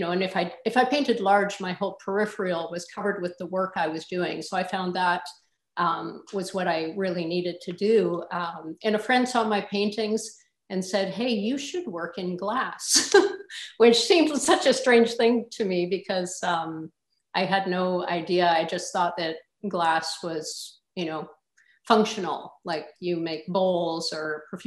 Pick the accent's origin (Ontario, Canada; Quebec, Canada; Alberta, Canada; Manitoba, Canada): Manitoba, Canada; Flin Flon; I was born in Flin Flon, Manitoba, Canada